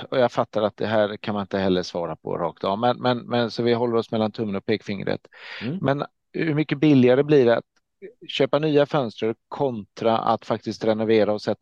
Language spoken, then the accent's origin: Swedish; Småland, Sweden; tänka på att jag är smålänning